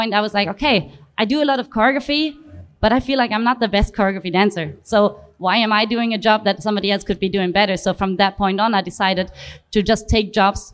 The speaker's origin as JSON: {"language": "English", "country": "Germany", "said": "I am a breaker from Germany."}